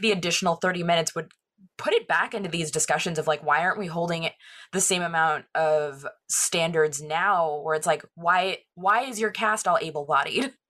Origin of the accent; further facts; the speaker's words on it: Orange County, California, United States; growing up in Orange County that has such, like, a pretty veneer on it